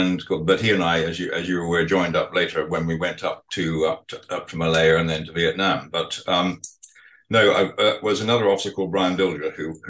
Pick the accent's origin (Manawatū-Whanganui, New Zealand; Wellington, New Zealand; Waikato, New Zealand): Manawatū-Whanganui, New Zealand; Palmerston North; also born or lived in Motueka; Well, Palmerston North.